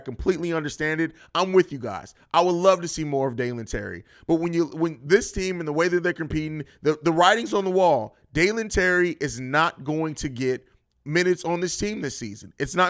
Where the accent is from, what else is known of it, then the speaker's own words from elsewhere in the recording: Italy; Oh, well, I grew up in Europe. … actually isn't a girl's name over there. It's kind of pretty kind of common, especially where I lived in Italy.